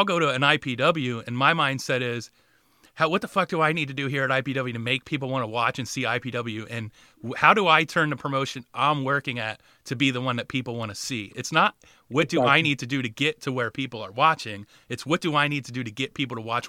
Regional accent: Riverside, New Jersey, United States; also born or lived in Bordentown, New Jersey; I grew up in Riverside and Bordentown, kind of near Trenton and outside of Philly

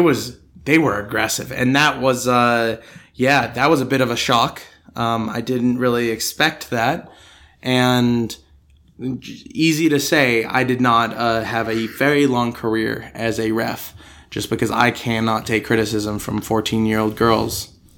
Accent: Denver, Colorado, United States; born or raised there; now in Australia

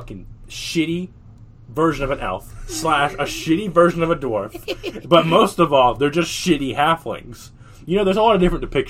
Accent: the South, United States; I was born in the South

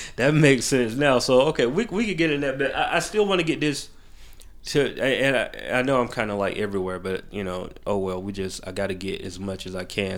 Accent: Macon, Georgia, United States; moved away as an adult; now in Atlanta, United States; I was born here, raised in Macon. I always say I'm from Macon 'cause I, I went to school from kindergarten

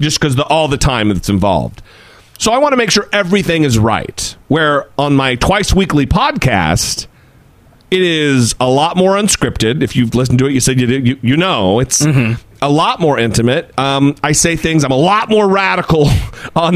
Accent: Idaho, United States; now in Orange County, United States; my home state of Idaho. I live in Orange County, California.

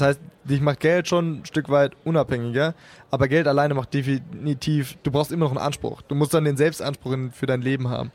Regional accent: Karlsruhe, Baden-Württemberg, Germany; moved away; ich komme ursprünglich aus Karlsruhe

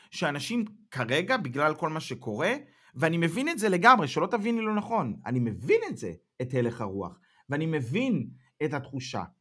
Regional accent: Israel; now in Germany; היום אני גרמני-ישראלי, אני חי פה, אני יודע בראש ובלב שאני אף פעם לא אוכל לחיות בישראל כמו שחייתי קודם

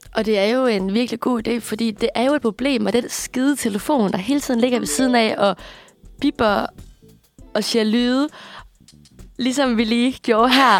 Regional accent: Aarhus, Central Denmark Region, Denmark; accent: Jutlandic; moved away as an adult; now in Copenhagen, Denmark; er født og vokset op i Aarhus

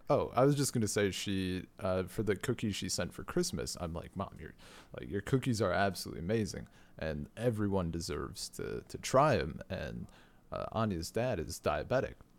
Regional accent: United States; born or raised there

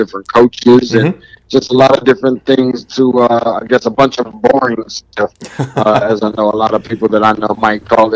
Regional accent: Lansing, Michigan, United States; now in Atlanta, United States; I'm originally from Lansing, Michigan, so I am a Spartan

